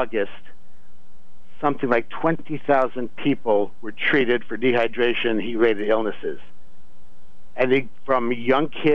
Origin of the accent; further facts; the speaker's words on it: Tucson, Arizona, United States; moved away; I grew up in Tucson, Arizona, also in the heat